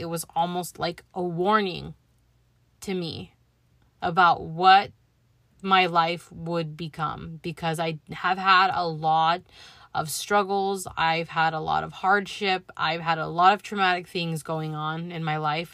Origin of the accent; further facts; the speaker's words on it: Los Angeles, California, United States; born and raised in the San Fernando Valley. I spent my childhood through my late teens growing up in Van Nuys, California